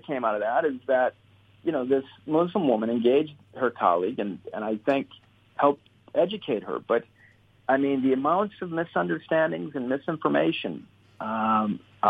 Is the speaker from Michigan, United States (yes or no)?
yes; Southeast Michigan, United States; I was born and raised in Southeast Michigan